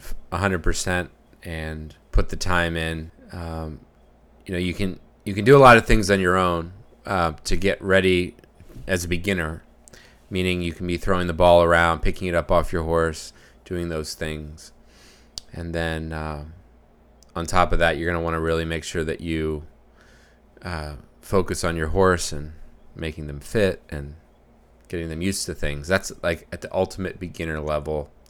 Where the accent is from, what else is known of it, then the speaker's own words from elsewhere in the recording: Pennsylvania, United States; now in New Hampshire, United States; We grew up in Pennsylvania.